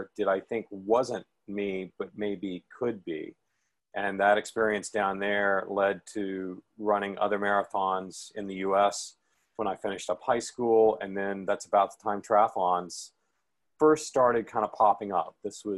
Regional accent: Memphis, Tennessee, United States; moved away as an adult; also born or lived in Houston, Texas; I grew up in Memphis, Tennessee

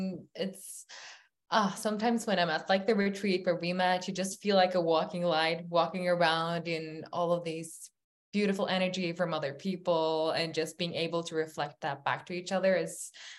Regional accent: Norway; English is a second language; I'm actually from Norway.

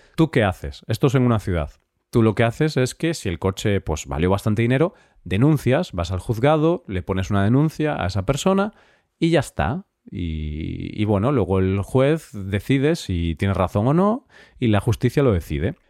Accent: Vigo, Galicia, Spain; en Galicia, que es de donde yo soy

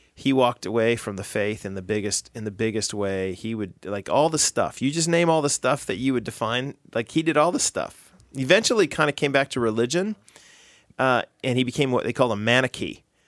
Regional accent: United States; I'm American

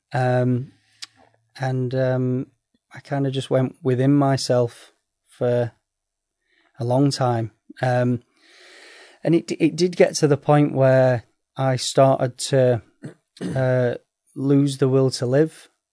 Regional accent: Sheffield, Yorkshire and the Humber, United Kingdom; I'm from Sheffield

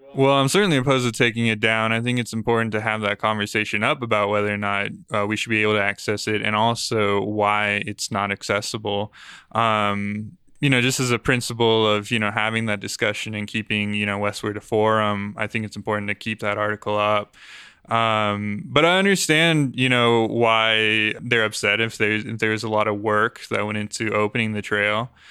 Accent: Aurora, Colorado, United States; I grew up on, in Aurora near Parker Peoria area

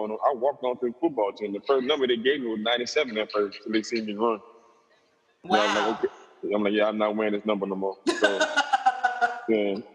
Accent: New Orleans, Louisiana, United States; I'm from New Orleans.

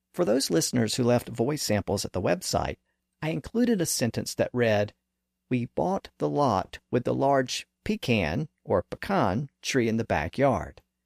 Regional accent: American South, United States; accent: southern; This pronunciation is common in the American South, and as I noted earlier, my native accent does

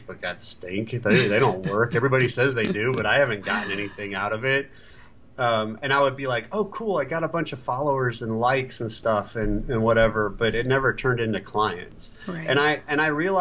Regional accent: Columbus, Ohio, United States; my hometown of Columbus, Ohio

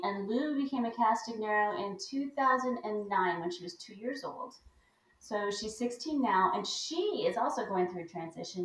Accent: Buffalo, New York, United States; moved away; also born or lived in Hawaii; I grew up in Buffalo

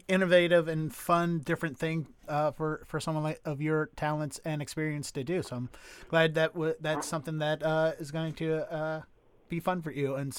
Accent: Baltimore, Maryland, United States; now in Boston, United States; as a kid who grew up in Baltimore. I live in Boston now, but I grew up in Baltimore.

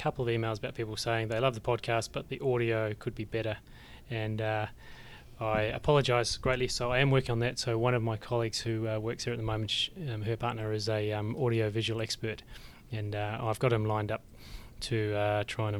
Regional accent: New Zealand; I remember growing up in the Shaky Islands myself

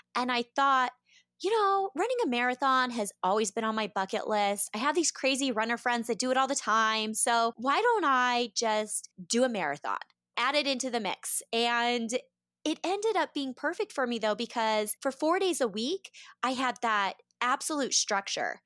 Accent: Boise, Idaho, United States; moved away as an adult; I grew up in Boise, Idaho

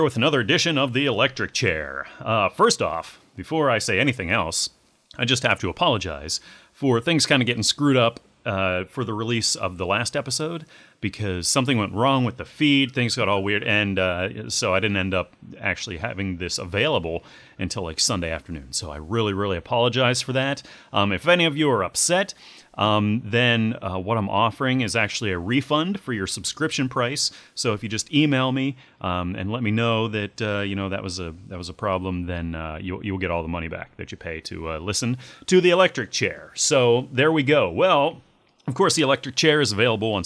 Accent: Pittsburgh, Pennsylvania, United States; I grew up near Pittsburgh.

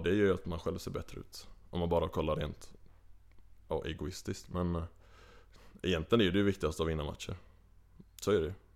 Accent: Kungälv, Västra Götaland, Sweden; accent: Gothenburg dialect; now in Uppsala, Sweden; jag är ju från Kungälv, eh, lite utanför Göteborg. Så att, ja, du har helt rätt med dialekten, jag är ju inte härifrån.

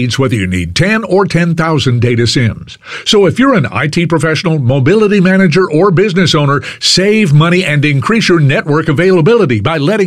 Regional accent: Fort Worth, Texas, United States; moved away as an adult; now in Houston, United States; I was born and reared in Fort Worth, Pascal High School, went to TCU. We moved here over 40 years ago

